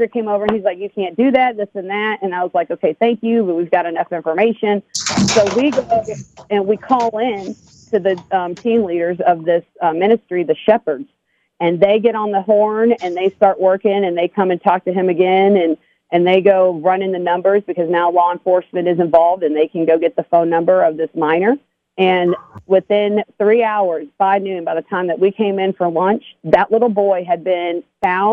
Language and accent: English; Texas, United States; I'm from Texas